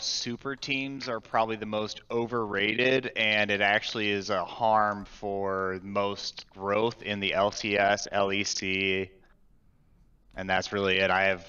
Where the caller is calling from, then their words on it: Cleveland, Ohio, United States; is calling from Cleveland, Ohio.